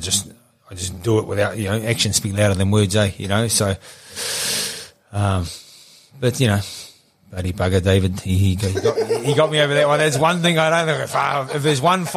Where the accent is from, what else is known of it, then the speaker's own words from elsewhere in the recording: Gisborne, New Zealand; now in Auckland, New Zealand; I'm from Gisborne, you know, so I want to be closer to my mum and dad.